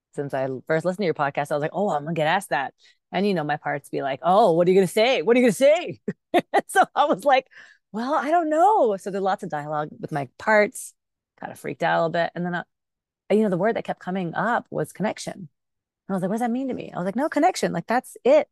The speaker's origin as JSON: {"language": "English", "area": "Bay Area", "region": "California", "country": "United States", "tie": "born or raised there", "also_born_or_lived": "Pakistan", "second_language": "English", "said": "I was, um, raised in the Bay Area, but born in Pakistan"}